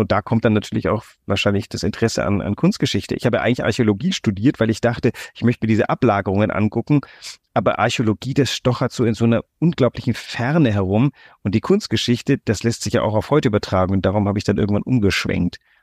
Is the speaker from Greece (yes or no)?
yes; Greece; now in Hamburg, Germany; ich bin ja in Griechenland groß geworden.